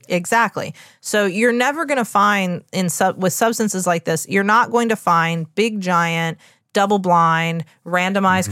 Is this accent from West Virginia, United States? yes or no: yes; West Virginia, United States; I'm from West Virginia, the home of pepperoni rolls.